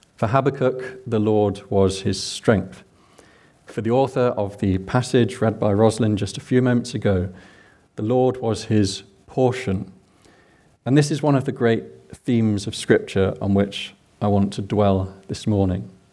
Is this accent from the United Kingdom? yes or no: yes; England, United Kingdom; accent: English; now in Scotland, United Kingdom; I'm English